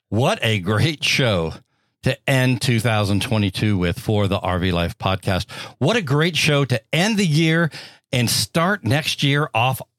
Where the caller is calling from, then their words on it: Washington, United States; from Washington State, and my question is this Does the campground charge to receive packages?